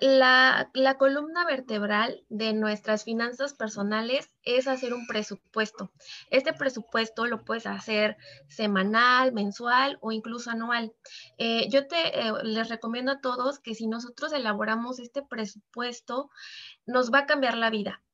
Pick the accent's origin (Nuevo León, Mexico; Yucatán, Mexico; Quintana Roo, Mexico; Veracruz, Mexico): Veracruz, Mexico; now in Mexico City, Mexico; yo originalmente eh, soy de Veracruz, actualmente vivo en la Ciudad de México